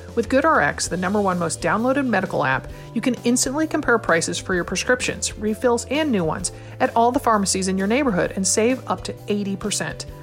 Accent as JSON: {"language": "English", "region": "Connecticut", "country": "United States", "tie": "born or raised there", "said": "my home state of Connecticut."}